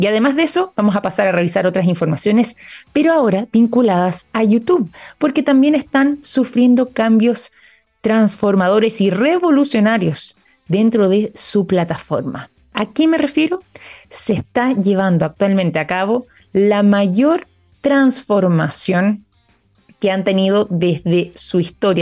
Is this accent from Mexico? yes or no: no; Chile